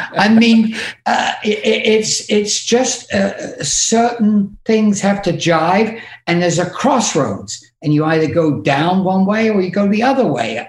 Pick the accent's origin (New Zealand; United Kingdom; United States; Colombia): United Kingdom; one thing I have learned by being British is the art of actually insulting somebody